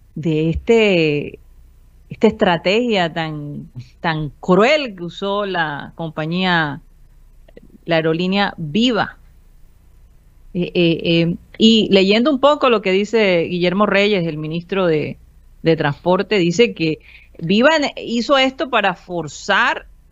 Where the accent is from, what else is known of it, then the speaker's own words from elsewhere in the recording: Colombia; se transmite desde la ciudad de Barranquilla, Colombia, South America, la capital deportiva de nuestro país